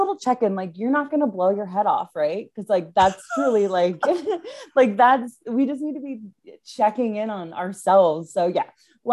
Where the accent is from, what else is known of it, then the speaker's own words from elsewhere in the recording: central New Jersey, United States; I'm from New Jersey, born and raised in Jersey, central Jersey.